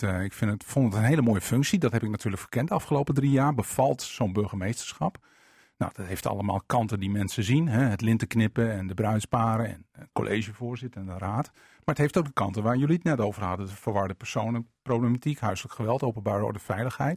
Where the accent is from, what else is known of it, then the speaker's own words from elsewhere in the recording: Veendam, Groningen, Netherlands; also born or lived in Winschoten / Pekela; Ik ben in, eh, zeg maar in paspoort staat Winschoten, eh, korte tijd opgegroeid in Pekela en toen in Veendam